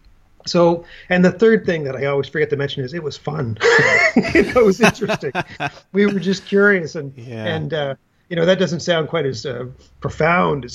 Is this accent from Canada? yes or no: yes; New Brunswick, Canada; moved away as an adult; also born or lived in Ontario; I grew up in New Brunswick